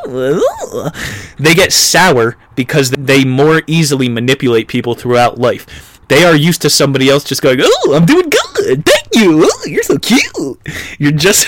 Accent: New Jersey, United States; I was a New Jerseyite for 18 years of my life

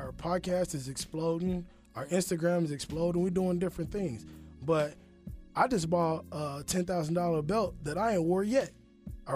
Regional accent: Kansas City, United States; moved away as an adult; now in Atlanta, United States; I'm from Kansas City. And I moved here without a job

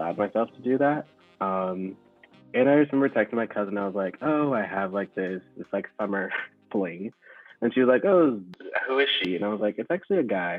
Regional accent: the South, United States; as a kid, growing up in the South

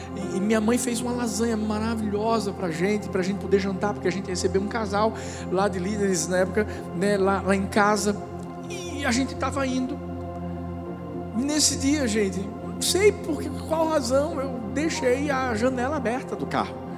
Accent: Northeast Region, Brazil; como brasileiros e nordestinos

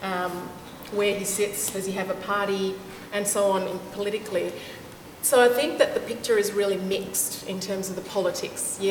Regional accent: Australia; also born or lived in Indonesia; I was growing up in Australia, when I first arrived here from Indonesia, and I was growing up in the mid to late 80s

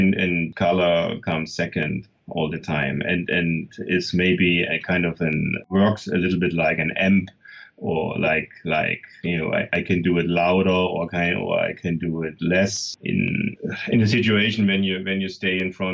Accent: Germany; I was born in the East

